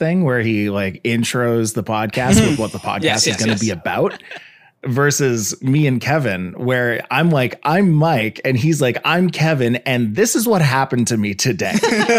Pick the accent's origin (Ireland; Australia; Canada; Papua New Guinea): Canada; I'm from Canada.